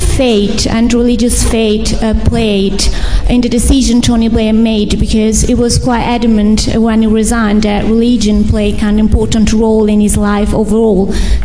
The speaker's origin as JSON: {"language": "English", "town": "Florence", "region": "Tuscany", "country": "Italy", "moved": "yes", "said": "I come from Florence"}